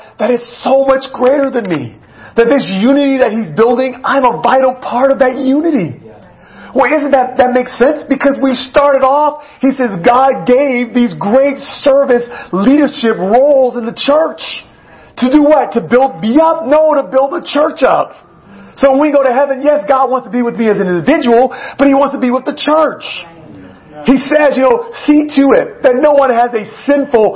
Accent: United States; as an American

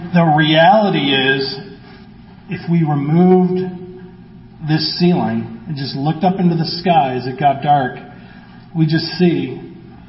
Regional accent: Midwest, United States; growing up in the Midwest

